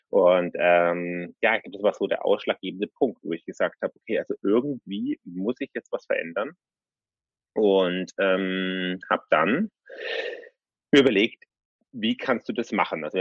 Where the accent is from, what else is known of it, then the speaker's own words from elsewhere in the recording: Munich, Bavaria, Germany; ich bin 36 äh, und ähm, ich komme aus München.